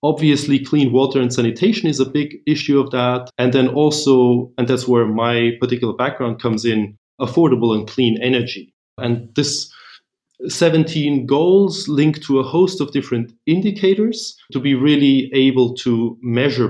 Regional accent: Vienna, Austria; also born or lived in Berlin, Germany / Washington, D.C., United States; I'm originally from Vienna

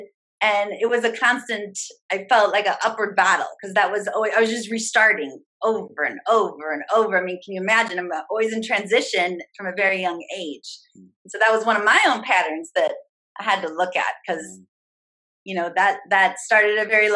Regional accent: St. Louis, Missouri, United States; moved away as an adult; also born or lived in Chicago, Illinois; I'm from St. Louis, Missouri, moved to Chicago

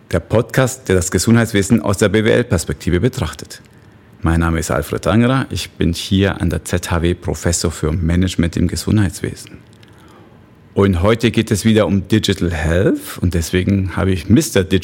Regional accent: Mexico; German is a second language; also born or lived in Bavaria, Germany; ich sage immer, ich bin ein Austro-Mexikaner. Heißt, ich bin eigentlich in Mexiko geboren, dort noch zur Schule gegangen, aber ursprünglich, also vom Pass her Österreicher.

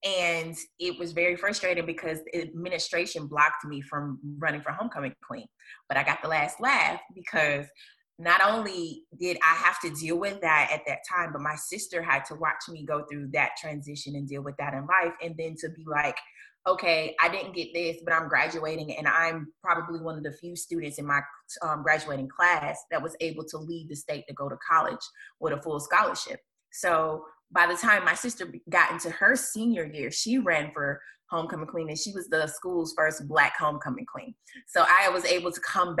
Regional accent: Hattiesburg, Mississippi, United States; I'm from Hattiesburg, Mississippi.

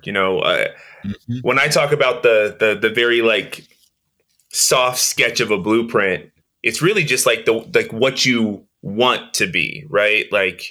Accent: Oakland, California, United States; growing up in East Oakland, growing up in the inner city

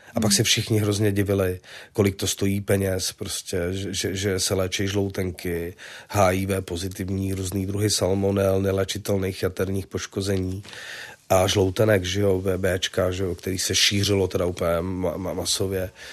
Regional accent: Prague, Czechia; also born or lived in Vinohrady, Prague; já jsem vyrůstal na Žižkově

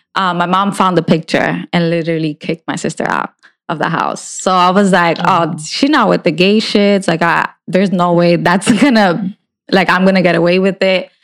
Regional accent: New Jersey, United States; I'm from North Jersey, and in North Jersey, there's a lot more things

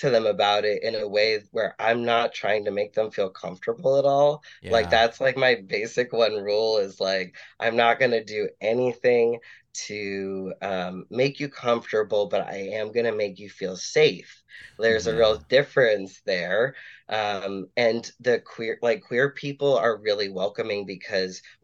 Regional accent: Boston, Massachusetts, United States; My sibling is NB, so we're two queer kids, growing up Catholic in Boston

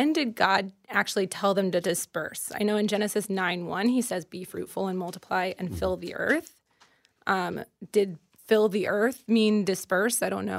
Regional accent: Maryland, United States; I grew up in Maryland, and I am a sophomore studying Jewish studies.

